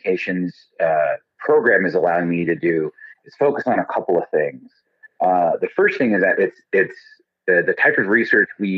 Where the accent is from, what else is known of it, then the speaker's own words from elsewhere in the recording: Southern Arizona, United States; moved away; I grew up in Southern Arizona, and I grew up just a couple of blocks from the Southern Arizona Humane Society